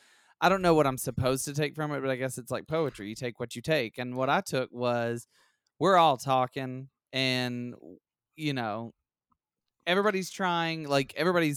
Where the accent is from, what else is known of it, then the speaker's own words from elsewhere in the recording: Alabama, United States; I'm from Alabama.